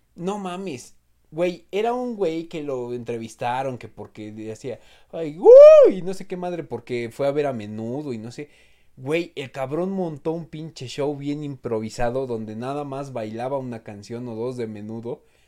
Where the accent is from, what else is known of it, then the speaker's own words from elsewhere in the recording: Mexico; como pinches mexicanos